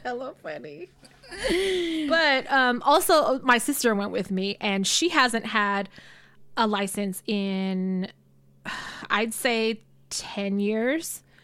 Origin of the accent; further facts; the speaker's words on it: Richmond, United States; I'm from Richmond